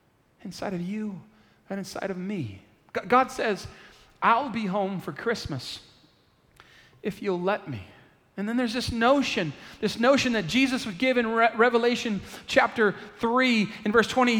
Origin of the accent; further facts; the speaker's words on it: San Antonio, Texas, United States; I'm from San Antonio. I was born at the Methodist Hospital here